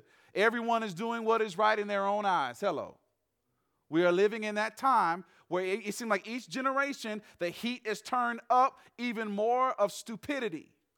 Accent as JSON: {"language": "English", "region": "the South", "country": "United States", "tie": "born or raised there", "moved": "yes", "lives_now": "Western United States", "said": "I grew up in the South"}